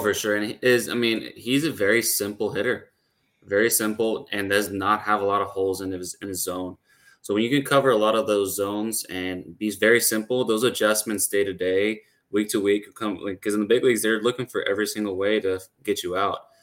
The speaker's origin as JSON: {"language": "English", "country": "Puerto Rico", "moved": "yes", "said": "I'm actually from Puerto Rico"}